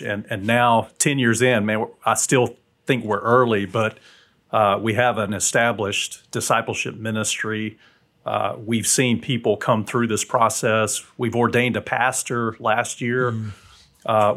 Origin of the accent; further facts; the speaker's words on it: South Alabama, United States; now in Huntsville, United States; my dad was military, and so we moved mm from South Alabama to North Alabama